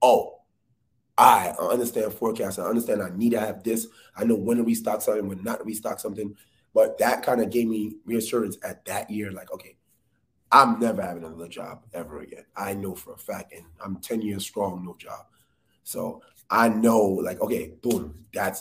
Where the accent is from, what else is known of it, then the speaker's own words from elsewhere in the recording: New York City, New York, United States; I'm from the Bronx. I grew up playing ball, being outside